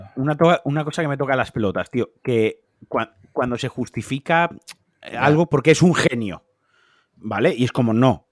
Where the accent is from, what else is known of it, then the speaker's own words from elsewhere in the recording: Valencian Community, Spain; los valencianos